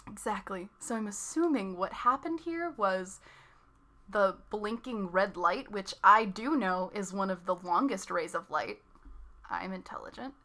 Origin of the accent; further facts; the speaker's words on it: north of Chicago, Illinois, United States; moved away as an adult; now in California, United States; I was born a little bit north of Chicago and drove all around the state of Illinois